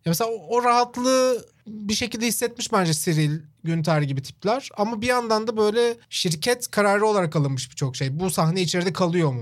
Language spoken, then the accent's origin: Turkish; Çorlu, Tekirdağ, Turkey; benim işte büyüdüğüm yerde de mesela Çorlu'da Kenan Gıda vardı.